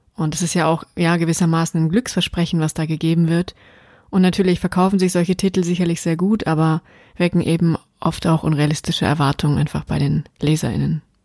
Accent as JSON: {"language": "German", "area": "Taunus, around Frankfurt am Main", "region": "Hesse", "country": "Germany", "tie": "born or raised there", "moved": "yes", "said": "ich ja im Moment immer noch in meiner alten Heimat bin, im Taunus rund um Frankfurt am Main"}